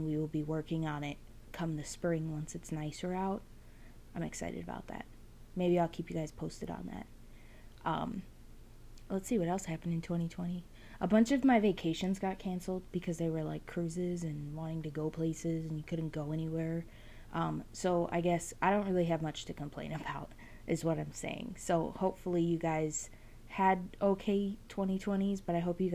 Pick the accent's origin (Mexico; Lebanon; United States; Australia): United States; New Jersey; moved away as an adult; I'm originally from New Jersey. I moved here in 2017.